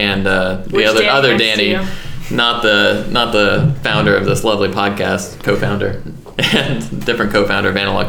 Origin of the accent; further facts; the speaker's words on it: Georgia, United States; moved away; I grew up in Georgia